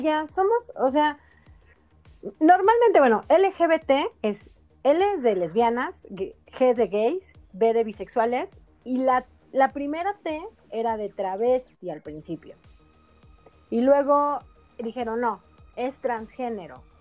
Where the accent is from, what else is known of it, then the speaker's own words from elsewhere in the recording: Mexico City, Mexico; yo nací en la Ciudad de México, yo capitalina